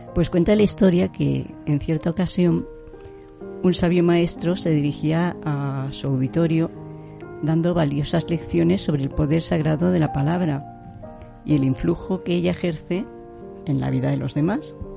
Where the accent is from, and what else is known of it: Granada, Andalusia, Spain; moved away